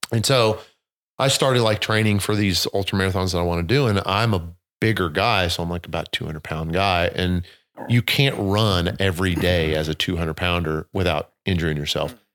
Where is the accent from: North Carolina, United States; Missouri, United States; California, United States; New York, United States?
Missouri, United States; southern; I grew up in the country, you know, running through streams and rivers in southern Missouri